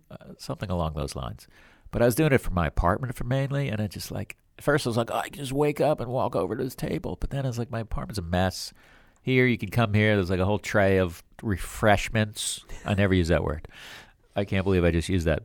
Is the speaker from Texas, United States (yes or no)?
no; Florida, United States; born or raised there; also born or lived in Bronx, New York / upstate New York; now in Manhattan, United States